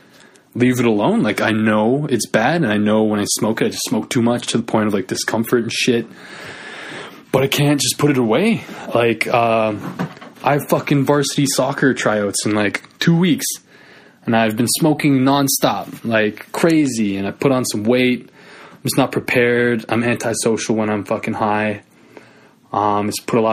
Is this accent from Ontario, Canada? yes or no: no; Northwest Territories, Canada; I'm from Northern Canada, NWT to be specific